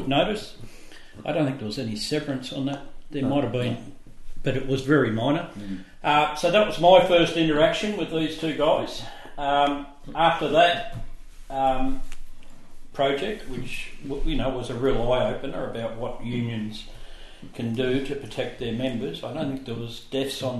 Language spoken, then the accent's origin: English; Geelong, Victoria, Australia; I was born and raised in Geelong West